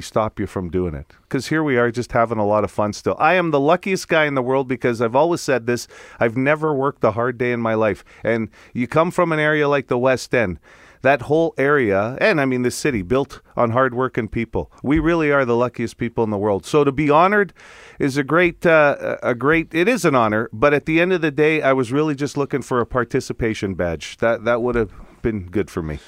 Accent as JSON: {"language": "English", "country": "Italy", "accent": "Italian", "moved": "yes", "lives_now": "Canada", "said": "my Italian accent."}